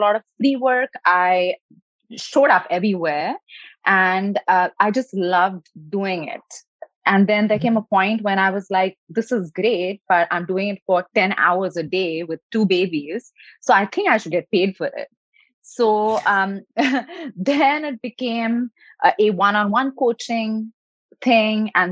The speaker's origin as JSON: {"language": "English", "country": "India", "tie": "born or raised there", "moved": "as an adult", "lives_now": "California, United States", "said": "I was born in India, so a country where education and success and doing more and resting less is definitely like a badge of honor."}